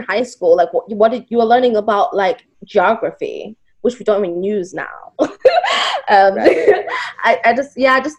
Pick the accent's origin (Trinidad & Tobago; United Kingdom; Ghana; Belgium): Ghana; moved away; when I grew up in Ghana